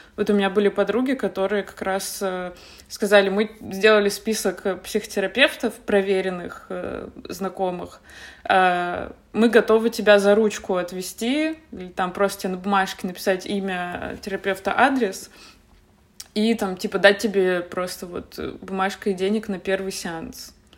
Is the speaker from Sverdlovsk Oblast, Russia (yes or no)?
yes; Yekaterinburg, Sverdlovsk Oblast, Russia; moved away as an adult; also born or lived in Saint Petersburg / Moscow; я из Екатеринбурга, поэтому я сначала поехала в Питер